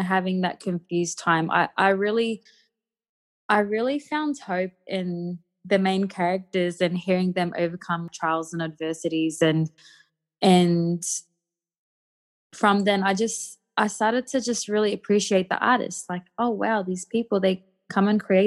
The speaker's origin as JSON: {"language": "English", "town": "Mackay", "region": "Queensland", "country": "Australia", "tie": "born or raised there", "also_born_or_lived": "Wellington, New Zealand", "moved": "as an adult", "said": "I'm a Miriam Mer and Badu woman who's been born and raised in Yui country, which is in Mackay, so about just a bit north of central Queensland"}